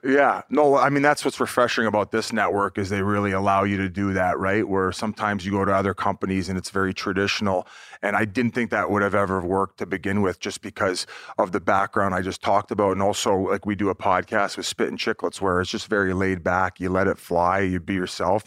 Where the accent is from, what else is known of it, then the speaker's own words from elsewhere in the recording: Welland, Ontario, Canada; I was born in Welland, Ontario